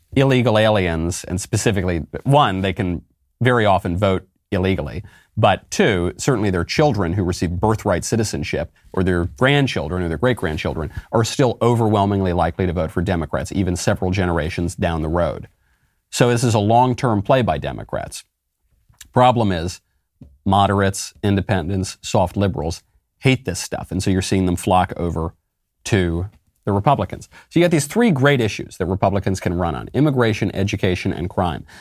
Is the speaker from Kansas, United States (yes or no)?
no; New York, United States; moved away; I love New York. It's, it's my home state. spent a lot of time there since I was a kid